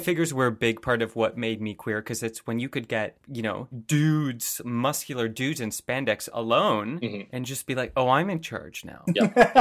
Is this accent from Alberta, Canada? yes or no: no; suburb of Toronto, Ontario, Canada; coming from, you know, a suburb of Toronto